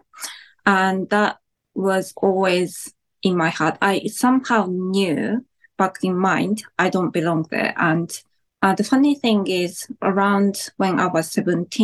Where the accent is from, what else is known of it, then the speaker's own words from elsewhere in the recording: Japan; now in New Zealand; when I lived in Japan